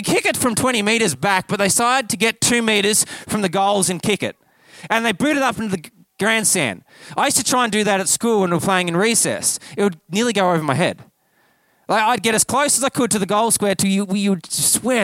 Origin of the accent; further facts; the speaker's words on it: Kyabram, Victoria, Australia; I grew up here in Victoria, actually just down the road in Kyabram, and I grew up with Aussie rules